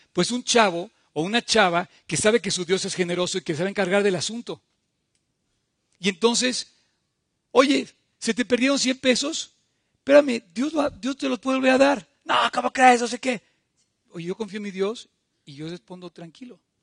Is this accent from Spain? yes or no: no; Mexico; somos mexicanos, tenemos un hogar